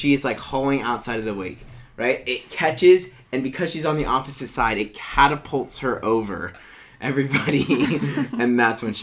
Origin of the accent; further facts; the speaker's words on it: Morgan Hill, California, United States; I was working in South San Francisco, and I'm from Morgan Hill